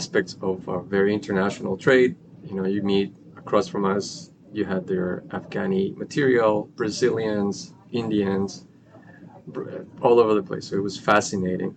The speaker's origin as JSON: {"language": "English", "region": "Bogotá", "country": "Colombia", "tie": "born or raised there", "moved": "yes", "said": "Born and raised in Colombia"}